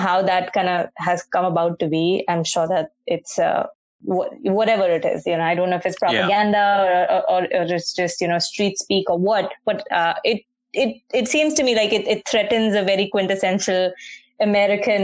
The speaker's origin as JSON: {"language": "English", "town": "Mumbai", "region": "Maharashtra", "country": "India", "tie": "born or raised there", "moved": "yes", "lives_now": "Toronto, Canada", "said": "I grew up in Bombay, so very pedestrian-friendly"}